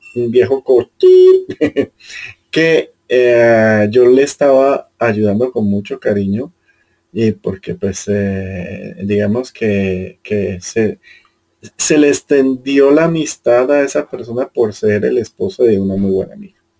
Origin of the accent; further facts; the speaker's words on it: Caribbean Region, Colombia; now in Bogotá, Colombia; yo en cambio vengo del Caribe que, es, que es, casi que lo opuesto